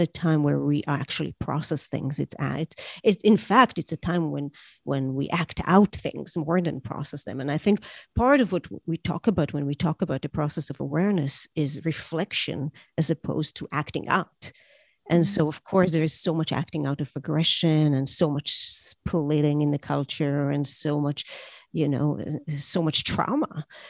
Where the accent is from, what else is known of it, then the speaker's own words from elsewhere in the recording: Israel; I grew up in Israel where there was there were terror attacks